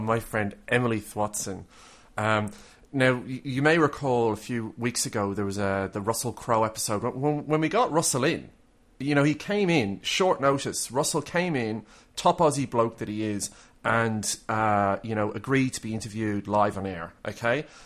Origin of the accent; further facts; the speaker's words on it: Ireland; now in Australia; I'm Irish